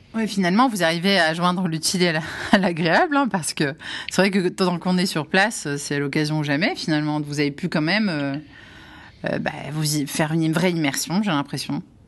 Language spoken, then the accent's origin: French; Algeria; je suis algérienne